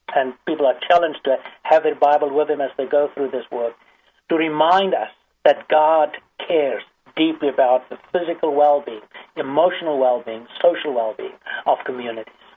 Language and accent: English; South Africa; now in United States; I grew up in South Africa. I'm African by birth, American by circumstances